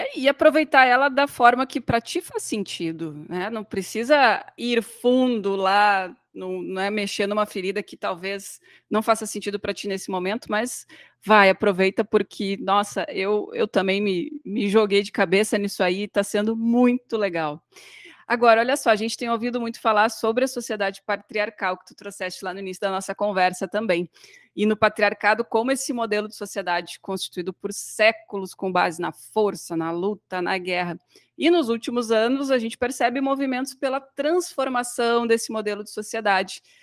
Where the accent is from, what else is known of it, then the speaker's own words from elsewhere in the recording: Novo Hamburgo, Rio Grande do Sul, Brazil; now in Santa Maria, Brazil; Hoje eu estou em Santa Maria, sou né, de Novo Hamburgo, região metropolitana ali do ladinho de Porto Alegre